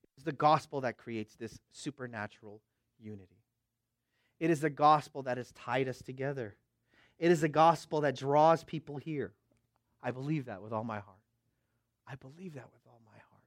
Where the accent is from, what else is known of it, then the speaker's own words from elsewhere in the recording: Bay Area, West Coast, United States; I'm from the West Coast